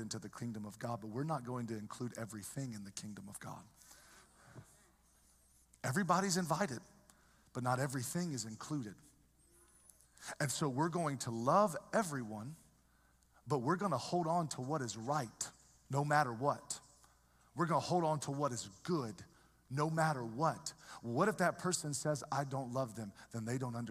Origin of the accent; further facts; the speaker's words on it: the South, United States; moved away; I grew up in the South. We love everybody down South.